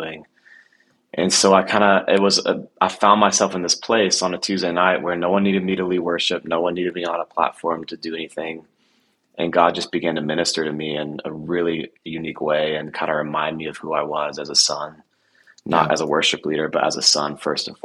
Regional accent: Nashville, Tennessee, United States; I grew up in Nashville

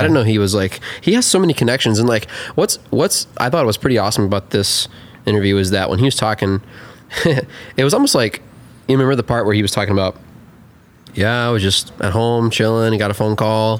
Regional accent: Atlanta, Georgia, United States; I'm from Atlanta too.

